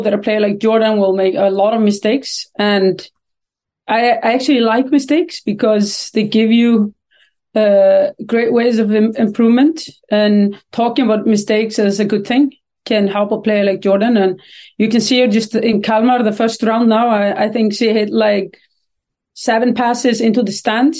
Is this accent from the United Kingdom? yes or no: no; Iceland; moved away as an adult; now in Sweden; I come from Iceland